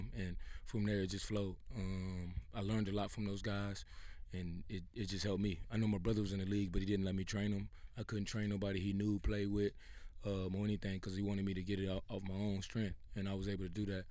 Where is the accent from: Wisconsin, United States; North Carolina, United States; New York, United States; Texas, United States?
Texas, United States; Houston; I'm from Acres Home originally